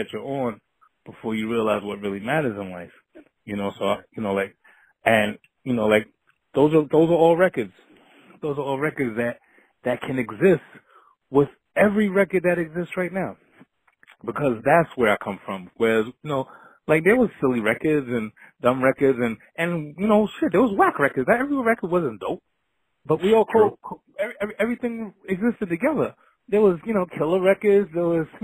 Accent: New York City, New York, United States; also born or lived in Flushing, Queens; I'm from Astoria Project. That's in Astoria. And my grandparents on the Spanish side lived in the Bland and Flushing. So I was always between the two.

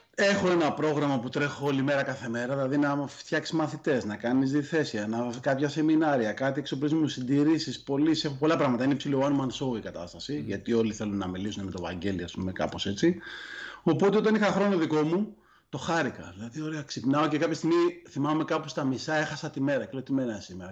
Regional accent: Athens, Attica, Greece; moved away as an adult; εγώ γεννήθηκα μεγάλο στην Αθήνα και στα 36 μου, ενώ είχα μια υγιέστατη δουλειά

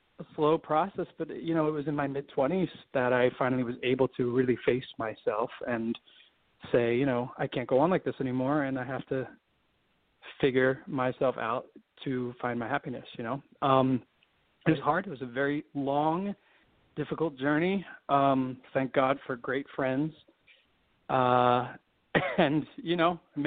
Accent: Washington Township, New Jersey, United States; also born or lived in Philadelphia, Pennsylvania; I grew up in southern New Jersey. I was born in South Philly

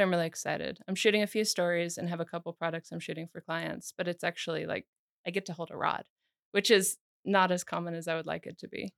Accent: United States; also born or lived in Sweden; now in Missoula, United States; Sweden's really easy place to live as an American

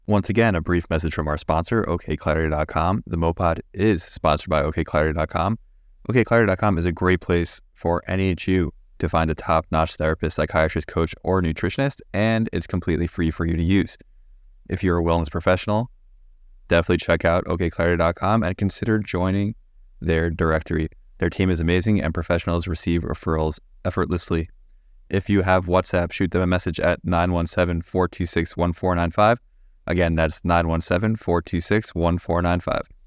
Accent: Long Island, New York, United States; I am from Long Island

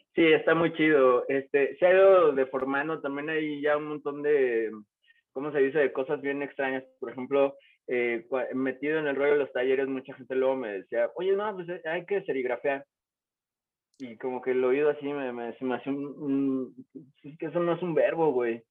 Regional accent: Morelos, Mexico; yo soy originario de Morelos, que es un estado que está pegado a la Ciudad de México

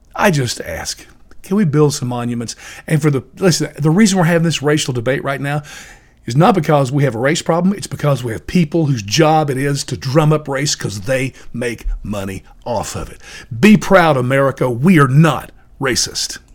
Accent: Chicago, Illinois, United States; I was from Chicago

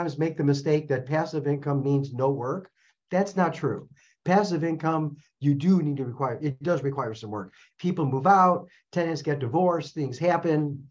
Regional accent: Chicago, Illinois, United States; moved away as an adult; also born or lived in St. Louis, Missouri; now in Arizona, United States; Born and raised in Chicago, went to school in St. Louis, couldn't stand the cold weather anymore. So now I reside in Arizona

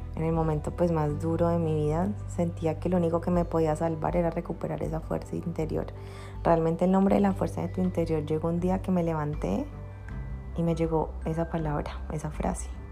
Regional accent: Cali, Valle del Cauca, Colombia; also born or lived in Bogotá; soy de Cali, de Colombia. Eh, ¿Qué más les cuento? No, pues nací acá y he vivido toda mi vida acá

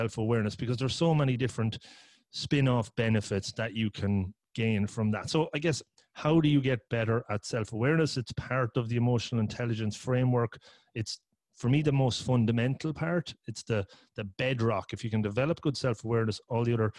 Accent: Ireland; also born or lived in Cork; I'm from Ireland. I live in Cork.

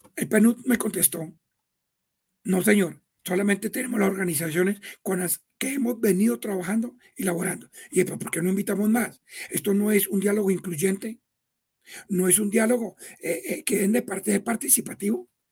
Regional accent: Tolima, Colombia; Yo soy tolimense

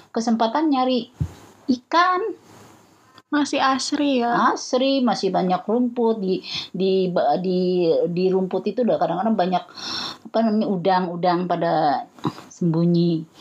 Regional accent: Kalibata, Jakarta, Indonesia; Eh, kampungnya di Pulau Kalibata.

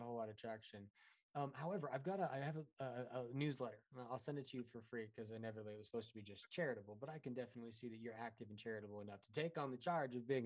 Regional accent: Neosho, Missouri, United States; now in Colorado, United States; I'm from Neosho, Missouri

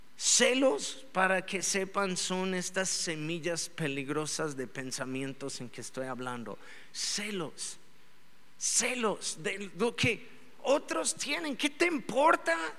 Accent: Mexico; somos buenos mexicanos

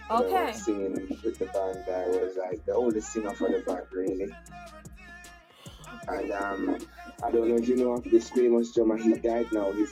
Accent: Grange, Westmoreland, Jamaica; I'm from a uh, content.

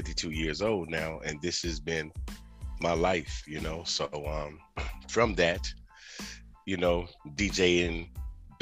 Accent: Chicago, Illinois, United States; I'm from Chicago

